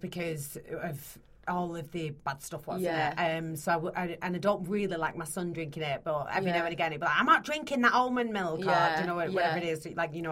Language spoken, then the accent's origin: English; Bolton, North West England, United Kingdom; I'm from Bolton.